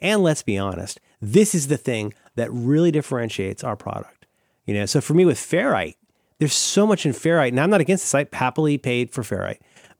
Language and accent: English; Florida, United States; But I am from Florida, so I'm always willing to speculate.